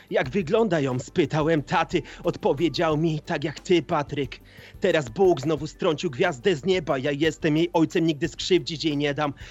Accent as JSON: {"language": "Polish", "town": "Kalisz", "region": "Greater Poland", "country": "Poland", "said": "Jestem kaliszaninem, Polakiem, człowiekiem"}